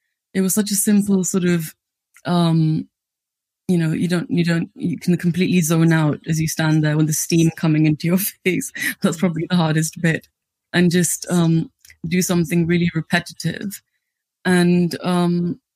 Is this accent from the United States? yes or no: no; Delhi, India; now in United Kingdom; I grew up in Delhi